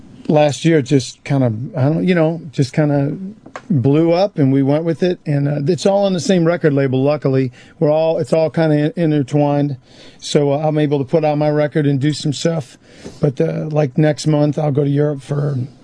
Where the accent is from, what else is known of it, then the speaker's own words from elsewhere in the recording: Texas, United States; if they know I'm from Texas.